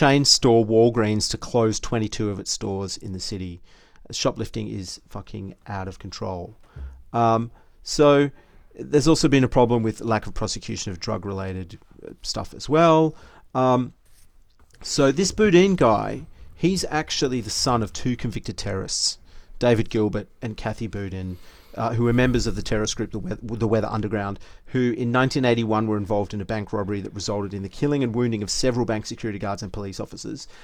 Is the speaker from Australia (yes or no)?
yes; Australia; we're three Aussie blokes